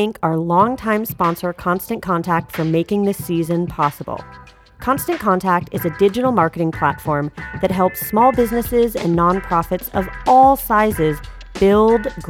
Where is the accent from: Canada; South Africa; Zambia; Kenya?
Canada; we are both Canadian.